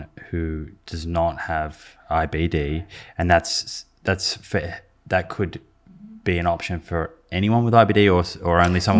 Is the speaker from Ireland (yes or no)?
no; Melbourne, Victoria, Australia; My hometown.